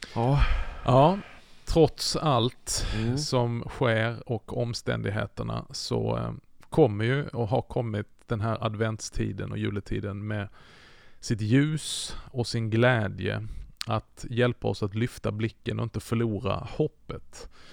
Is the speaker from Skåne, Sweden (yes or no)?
yes; Skåne, Sweden; Jag är ju uppväxt i Skåne